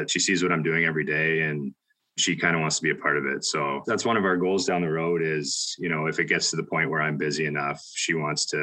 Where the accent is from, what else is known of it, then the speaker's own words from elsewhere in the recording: London, Ontario, Canada; also born or lived in Dorchester, Ontario; I am from London, Ontario area. I'm in a small town outside called Dorchester